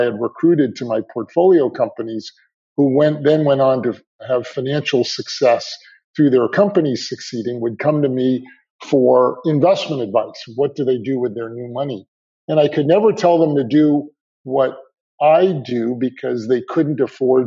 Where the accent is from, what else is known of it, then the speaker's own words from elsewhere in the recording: New Jersey, United States; I grew up right outside of New York and New Jersey